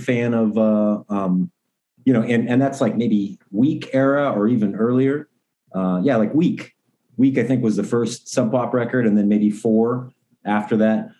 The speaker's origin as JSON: {"language": "English", "town": "Portland", "region": "Oregon", "country": "United States", "tie": "born or raised there", "said": "growing up in Portland"}